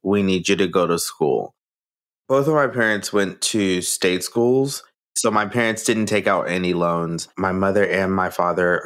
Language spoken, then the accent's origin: English; Columbia, Missouri, United States; moved away as an adult; also born or lived in California; I am from Columbia, Missouri